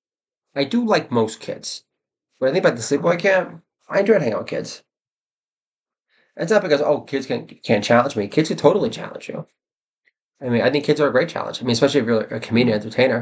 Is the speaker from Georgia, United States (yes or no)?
no; New York, United States; I'm a New Yorker